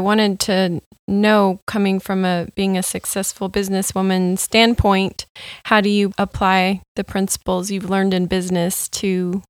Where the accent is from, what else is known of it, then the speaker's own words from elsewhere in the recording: California, United States; now in Minnesota, United States; I grew up in California, so I'm still trying to make my peace with the snow.